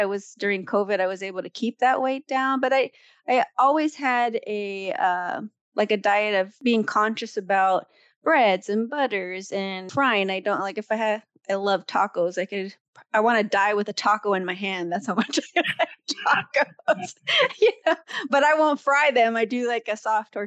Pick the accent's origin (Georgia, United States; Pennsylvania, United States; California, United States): California, United States; California, born and raised.